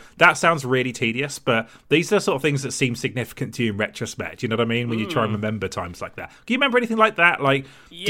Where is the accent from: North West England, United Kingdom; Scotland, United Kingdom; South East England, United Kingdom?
South East England, United Kingdom; Gosport; I grew up in Gosport in Hampshire, which is Tory heartland.